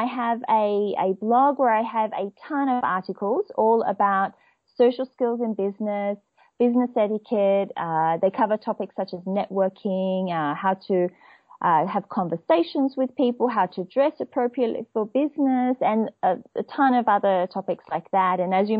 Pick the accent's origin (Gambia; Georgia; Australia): Australia; Perth, Western Australia; accent: Australian; Okay, so I'm from Perth, and it's in Western Australia, and it's known to be the most isolated city in the world.